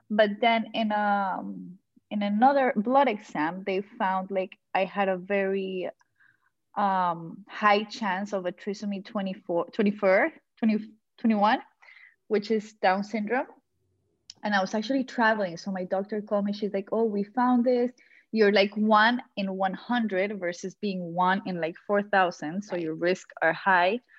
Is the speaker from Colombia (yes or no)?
yes; Colombia; now in Miami, United States; I am from Colombia.